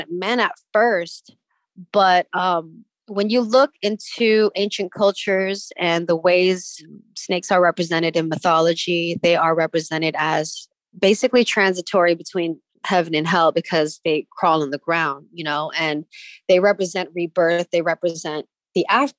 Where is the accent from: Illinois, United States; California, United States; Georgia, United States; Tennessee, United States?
California, United States; San Francisco; I grew up in the Excelsior